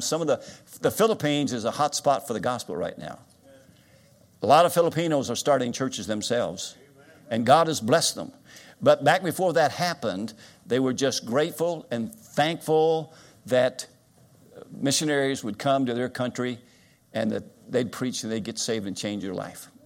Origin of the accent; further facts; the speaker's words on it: Winchester, Kentucky, United States; moved away as an adult; also born or lived in South Carolina; now in Florida, United States; I grew up in Winchester, Kentucky. I was born here, graduated from Winchester High School.